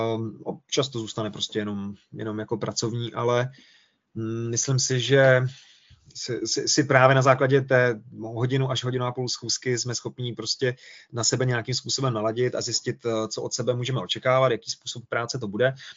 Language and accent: Czech; Czechia; my jako Češi